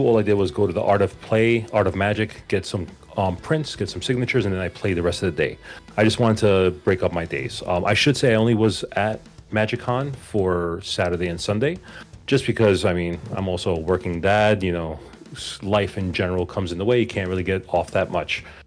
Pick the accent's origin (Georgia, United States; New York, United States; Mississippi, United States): New York, United States; New York City; also born or lived in Queens, New York; I am from New York. Actually Manhattan, born and raised, but I live in Queens.